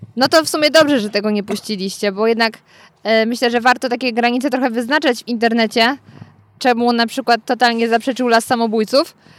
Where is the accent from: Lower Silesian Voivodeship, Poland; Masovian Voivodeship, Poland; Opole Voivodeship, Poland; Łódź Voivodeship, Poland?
Lower Silesian Voivodeship, Poland; Gryfów Śląski; ja pochodzę z Gryfowa, co wam nic nie mówi, ale niedaleko mam w sumie Zgorzelec